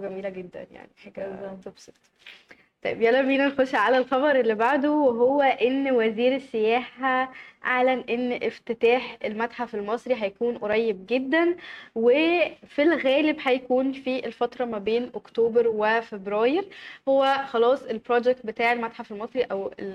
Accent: Egypt; احنا كمصريين

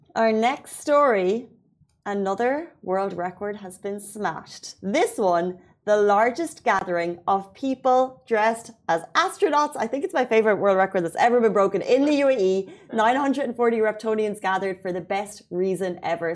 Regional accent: Ireland; now in Dubai, United Arab Emirates; as Irish people

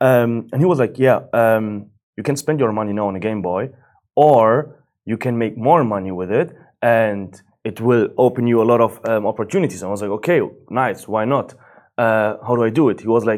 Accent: Germany; English is a second language; as you said, and I was born and raised up in Germany. I have like Moroccan roots

